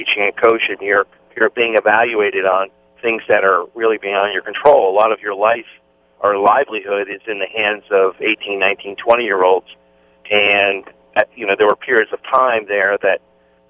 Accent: New Jersey, United States; I grew up in New Jersey

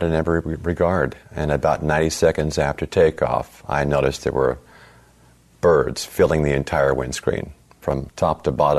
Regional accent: Texas, United States; It sounded like the worst thunderstorm I'd ever heard growing up in Texas.

